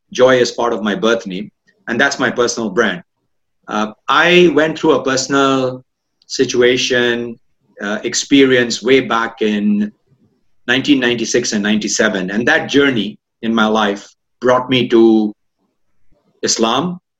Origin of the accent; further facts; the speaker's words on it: India; moved away as an adult; now in Malaysia; I'm originally Indian, uh, a mix between Northern Indian and Eastern Indian, so to speak.